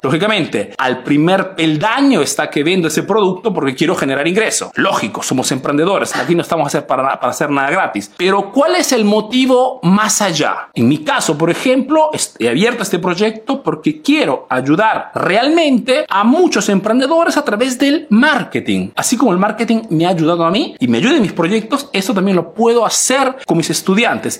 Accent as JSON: {"language": "Spanish", "country": "Peru", "moved": "yes", "lives_now": "Italy"}